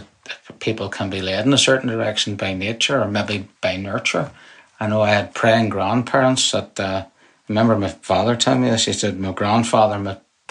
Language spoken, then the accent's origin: English; Belfast, Northern Ireland, United Kingdom; moved away as an adult; now in Lowestoft, United Kingdom; I grew up in Northern Ireland. I spent my formative years there